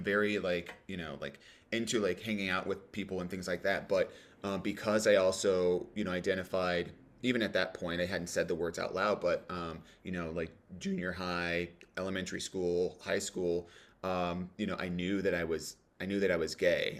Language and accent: English; Cleveland, Ohio, United States; I grew up in the suburbs of Cleveland